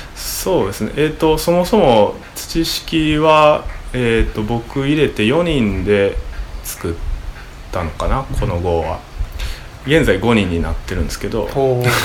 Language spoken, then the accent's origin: Japanese; Osaka, Japan; moved away as an adult; now in Uda, Japan; 僕大阪出身